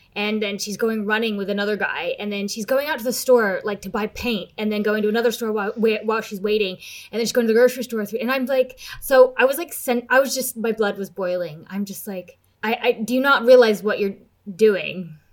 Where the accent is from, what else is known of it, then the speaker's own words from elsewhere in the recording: United States; now in United Kingdom; I'm American